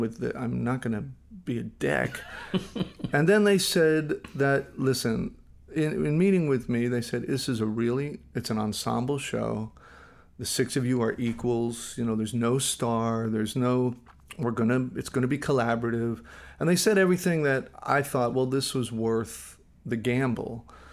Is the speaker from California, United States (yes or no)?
yes; Los Angeles, California, United States; also born or lived in Flushing, Queens, New York; really raised all over Los Angeles